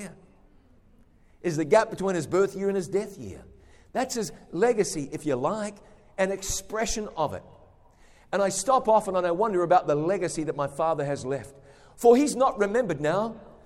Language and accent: English; New Zealand; moved away; I go home to my home country of New Zealand